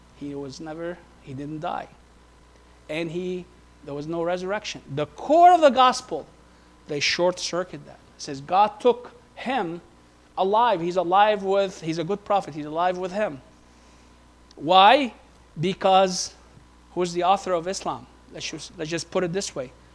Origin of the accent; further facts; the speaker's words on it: Beirut, Beirut Governorate, Lebanon; moved away; we were living right at the forefront of where the civil war took place in Beirut. From the age of 12 to the age of 15